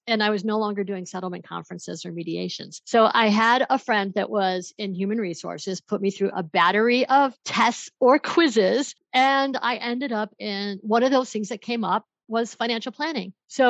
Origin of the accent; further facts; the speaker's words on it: Buffalo, New York, United States; now in Denver, United States; So my background is I moved out here from Buffalo, New York. I'm in Denver, Colorado, and I moved out here to go to law school